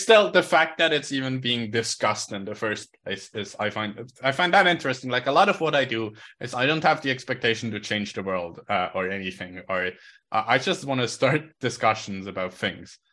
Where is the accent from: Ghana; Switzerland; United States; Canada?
Switzerland